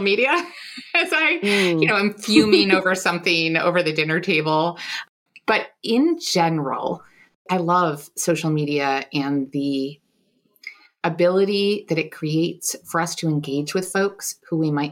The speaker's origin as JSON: {"language": "English", "town": "Buffalo", "region": "New York", "country": "United States", "tie": "born or raised there", "said": "I grew up in Buffalo, New York"}